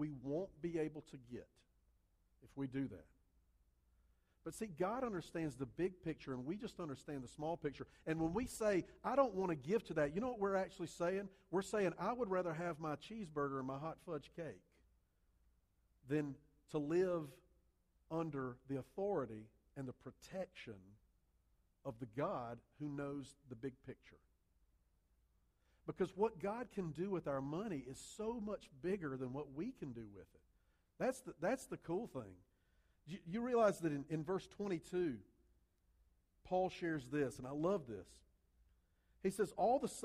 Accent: Columbia, South Carolina, United States; I grew up in Columbia, South Carolina, not South America

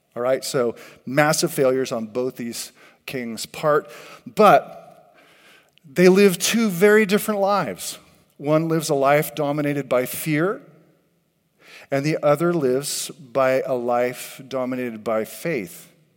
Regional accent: California, United States; I grew up in California

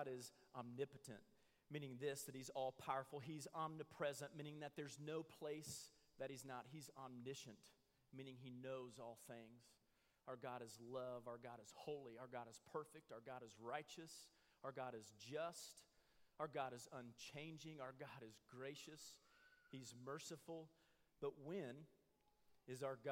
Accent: Midwest, United States; I grew up in the Midwest, and it's full of oak

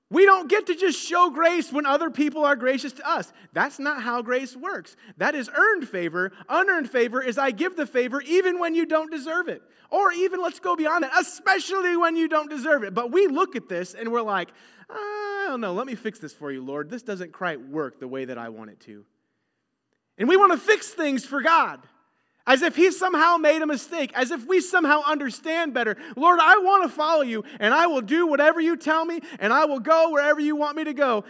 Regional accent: United States; we are very American in our mindsets

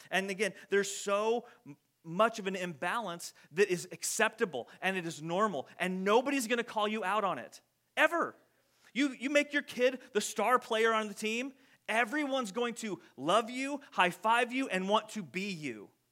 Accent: United States

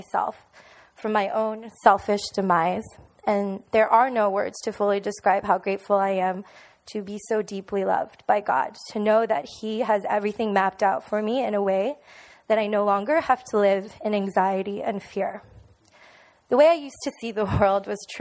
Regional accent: Miami, Florida, United States; moved away as an adult; also born or lived in New York City; now in Orlando, United States; I was born and raised in Miami.

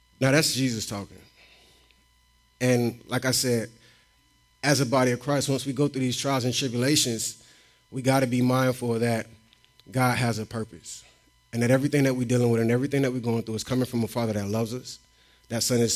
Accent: Tampa, Florida, United States; moved away as an adult; also born or lived in Trenton, Florida / Chiefland, Florida; I'm from Tampa, Florida

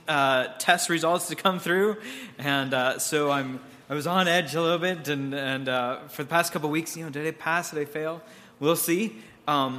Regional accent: Pittsburgh, Pennsylvania, United States; My wife and I hail from the North Hills of Pittsburgh

